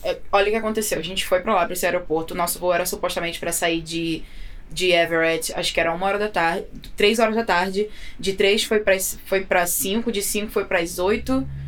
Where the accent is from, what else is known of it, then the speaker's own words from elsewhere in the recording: Belford Roxo, Rio de Janeiro, Brazil; moved away as an adult; now in United States; eu sou de, da Baixada Fluminense, no Rio de Janeiro. Uhum. Sou de Belfor Roxo.